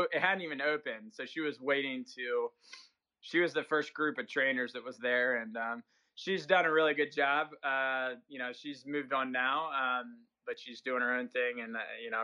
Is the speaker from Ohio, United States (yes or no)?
no; Southern Maryland, United States; I grew up in Southern Maryland